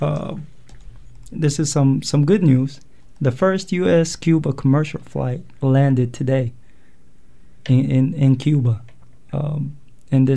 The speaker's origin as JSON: {"language": "English", "country": "Yemen", "tie": "born or raised there", "moved": "as an adult", "lives_now": "United States", "said": "I'm from Eritrea. My parents are, at least. I was born and raised in Yemen"}